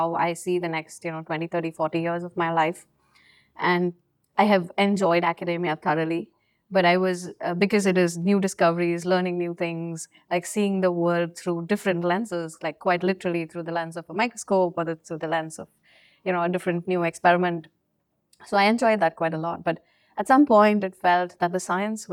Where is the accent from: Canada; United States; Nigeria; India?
India; moved away; growing up in India, like, you know, academia and all is quite competitive.